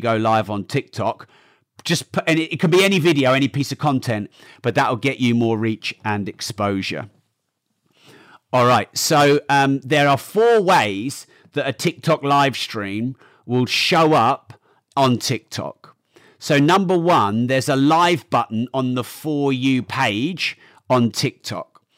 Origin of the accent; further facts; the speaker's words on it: United Kingdom; I'm very British.